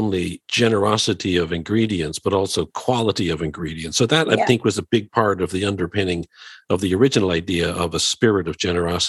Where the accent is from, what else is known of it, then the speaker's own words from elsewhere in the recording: Dublin, Leinster, Ireland; At least I think I remember this from my time growing up in Dublin.